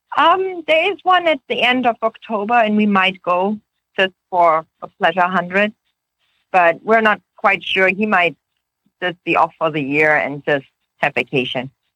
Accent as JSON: {"language": "English", "region": "Oregon", "country": "United States", "said": "We are from Oregon"}